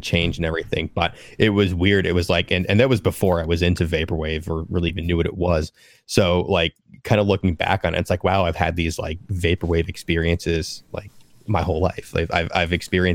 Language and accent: English; Long Island, New York, United States; now in Philadelphia, United States; I was born on Long Island, New York